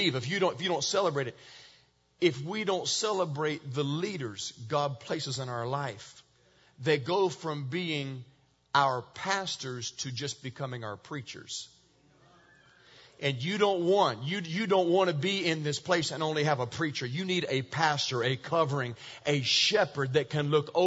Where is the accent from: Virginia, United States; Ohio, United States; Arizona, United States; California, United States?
Virginia, United States; I grew up in Virginia, and we got snow in Virginia